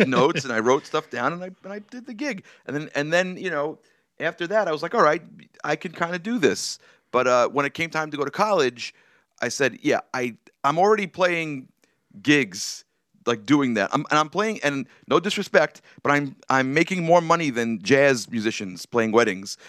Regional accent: New York City, New York, United States; also born or lived in Brooklyn; I spent most of my, uh, life growing up on Staten Island

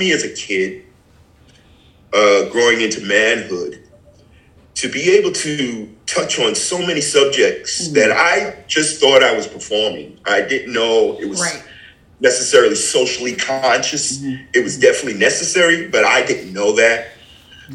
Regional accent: New York City, New York, United States; I grew up in Brooklyn

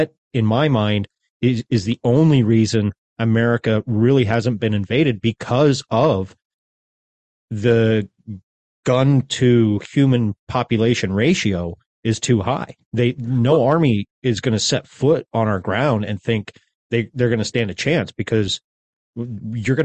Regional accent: United States; as an American

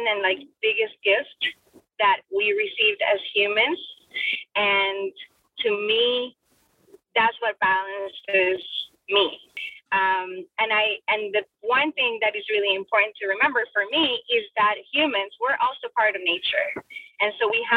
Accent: Bogotá, Colombia; English is a second language; also born or lived in Florida, United States; now in United States; I was born and raised in Bogota, Colombia

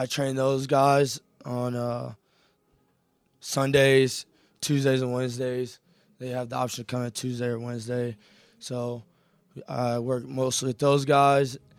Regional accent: Elyria, Ohio, United States; I'm originally from Elyria, Ohio, so not too far, I'm pretty much back home

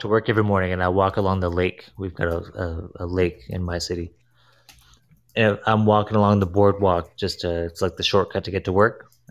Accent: Ontario, Canada; I'm from Canada.

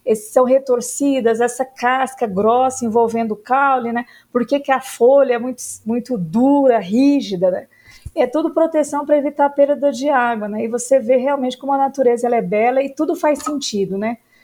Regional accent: Uberlândia, Minas Gerais, Brazil; moved away as an adult; also born or lived in Lavras / Jaboticabal; now in Brasília, Brazil; Eu comecei a minha atividade, a minha vida no Cerrado, que é Uberlândia, que é a região do Triângulo Mineiro, Cerrado

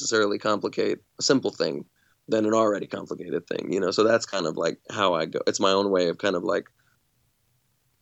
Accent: Alabama, United States; also born or lived in California; when I moved from California to Alabama as a 6-year-old

